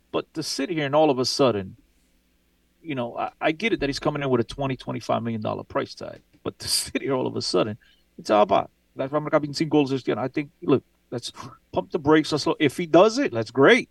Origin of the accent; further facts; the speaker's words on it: Aveiro, Centro, Portugal; my hometown, by the way. Beautiful hometown.